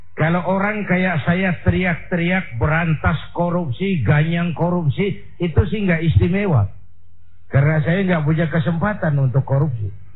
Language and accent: Indonesian; Indonesia; saya bersyukur lahir di Indonesia, saya bangga jadi anak Indonesia